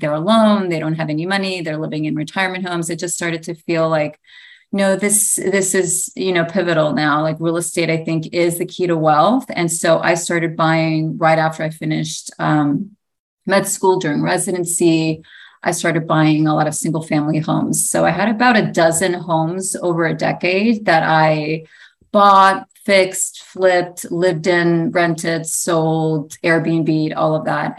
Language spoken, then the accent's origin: English; New York, United States; My story is I was born in New York. My parents came from Greece